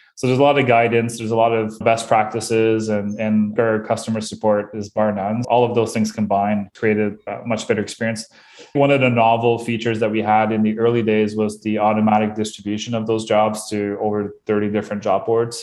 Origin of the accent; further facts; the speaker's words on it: Bathurst, New Brunswick, Canada; now in Moncton, Canada; I am originally from Bathurst, New Brunswick, which is even a smaller place.